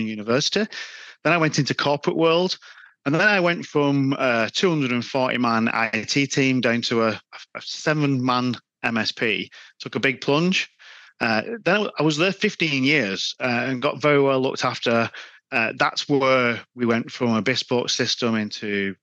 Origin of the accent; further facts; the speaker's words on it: Wigan, North West England, United Kingdom; accent: Wigan; Yeah, I am from Wigan. Yeah, I mean, you can't hide the Wigan accent.